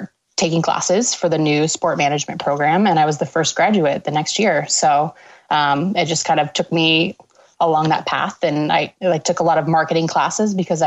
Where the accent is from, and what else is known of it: Washington, United States; born or raised there; moved away as an adult; also born or lived in Canada / New York / Amherst, Massachusetts